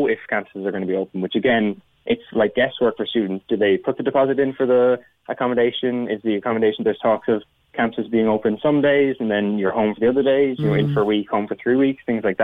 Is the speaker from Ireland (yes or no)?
yes; Cork, Munster, Ireland; I'm from Cork